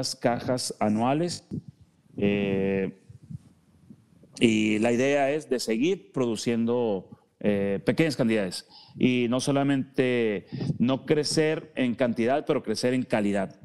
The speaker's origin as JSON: {"language": "Spanish", "country": "Mexico", "said": "como mexicanos"}